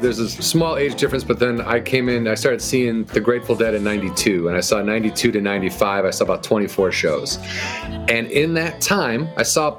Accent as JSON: {"language": "English", "area": "outside of Chicago", "region": "Illinois", "country": "United States", "tie": "born or raised there", "said": "Outside of Chicago"}